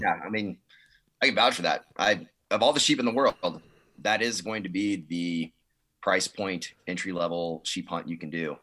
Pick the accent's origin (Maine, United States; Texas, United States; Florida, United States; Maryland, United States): Texas, United States; Dallas; I grew up in Dallas